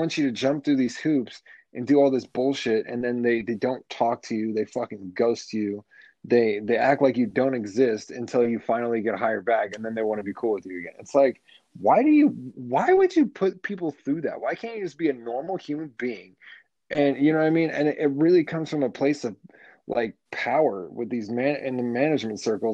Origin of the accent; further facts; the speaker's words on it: Las Vegas, Nevada, United States; also born or lived in Arizona; I've been here since I can remember. Since, like, second or third grade, something like that.